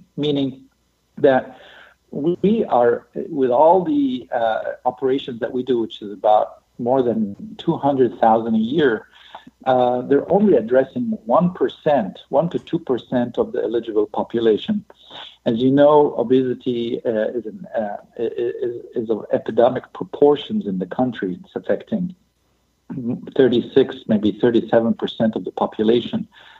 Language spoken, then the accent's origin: English; Egypt; also born or lived in Europe / Latin America; now in Seattle, United States; So I grew up in many countries, mostly in Europe and Latin America. And we're Egyptian. And so we returned to Egypt.